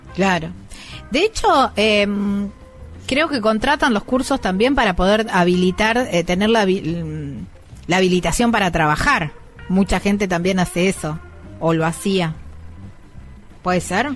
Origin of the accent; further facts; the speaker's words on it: Córdoba, Argentina; esto es producto de mi tierra, esto es lo que nos identifica. Yo soy cordobés